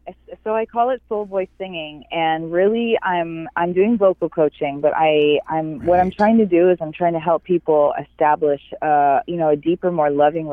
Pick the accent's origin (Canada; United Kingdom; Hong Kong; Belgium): Canada; near Rama, central Ontario; moved away as an adult; also born or lived in Los Angeles, California; now in Ojai, United States; because I'm originally from Canada. I'm from, Ontario, and I was raised right next to a native reservation called Rama. And this is in central Ontario.